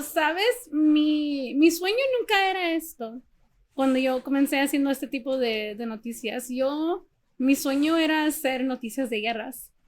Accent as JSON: {"language": "Spanish", "town": "San Antonio", "region": "Texas", "country": "United States", "tie": "born or raised there", "also_born_or_lived": "Los Angeles", "moved": "as an adult", "said": "yo nací en Texas, en San Antonio"}